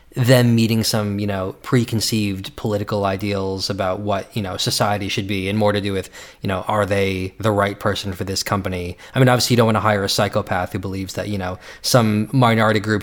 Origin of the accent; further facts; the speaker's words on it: New York City, New York, United States; moved away; as a former New Yorker, or as a New Yorker, always a New Yorker